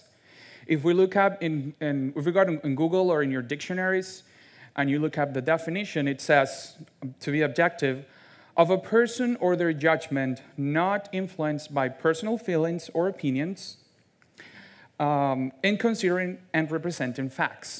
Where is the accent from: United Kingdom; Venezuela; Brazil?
Venezuela; English is a second language; now in United States; I'm from Venezuela. I actually fled my home country with my two parents